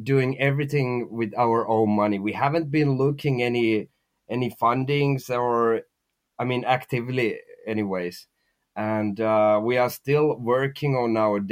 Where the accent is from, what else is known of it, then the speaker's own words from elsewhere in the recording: Finland; we are from Finland, the company is from Finland, and everybody in the team is from Finland